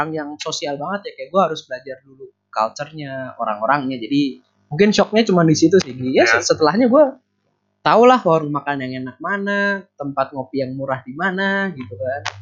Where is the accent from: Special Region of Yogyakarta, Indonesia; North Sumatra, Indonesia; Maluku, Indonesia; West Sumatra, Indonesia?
Special Region of Yogyakarta, Indonesia; Yogyakarta; now in Malang, Indonesia; gue cerita saya tuh dari Jogja ini ini ini